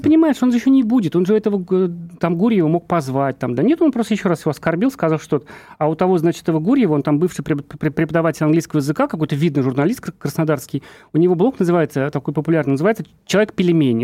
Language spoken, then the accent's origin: Russian; Urals, Russia; also born or lived in Ufa; Я сам с Урала тоже